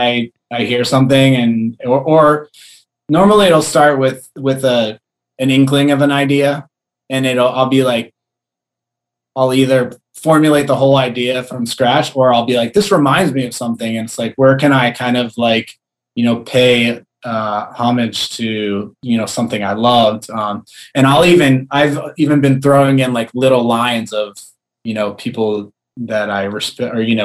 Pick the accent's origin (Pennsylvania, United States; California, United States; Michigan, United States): Pennsylvania, United States; Philadelphia; moved away as an adult; also born or lived in New York / Los Angeles; now in San Diego, United States; I was born outside of Philadelphia